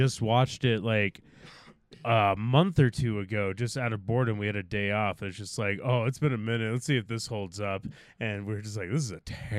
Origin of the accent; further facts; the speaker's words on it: Detroit, Michigan, United States; now in Idaho, United States; I'm from the Detroit area